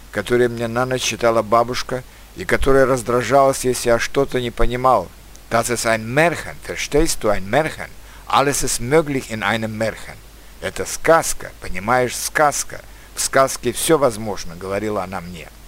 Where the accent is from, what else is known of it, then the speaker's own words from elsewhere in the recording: Turkmenistan; born there; хотя я сам родился в Средней Азии, в Туркменистане.